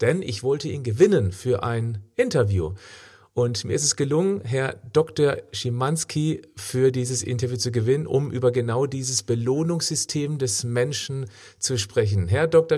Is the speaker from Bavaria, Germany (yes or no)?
no; Freiburg, Baden-Württemberg, Germany; in meiner Heimatstadt Freiburg